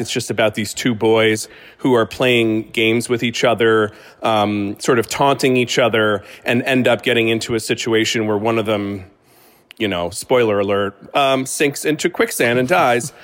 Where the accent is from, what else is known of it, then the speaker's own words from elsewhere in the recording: United States; as an American